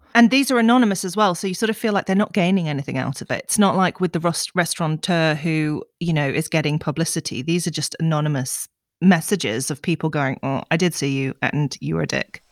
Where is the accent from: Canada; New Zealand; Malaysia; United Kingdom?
United Kingdom